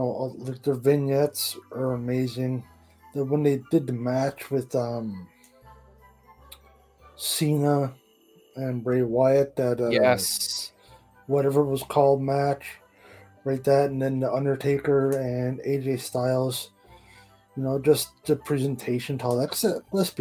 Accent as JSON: {"language": "English", "town": "Port Union", "region": "Newfoundland and Labrador", "country": "Canada", "tie": "born or raised there", "moved": "as an adult", "said": "I'm from Newfoundland, Port Union, Newfoundland."}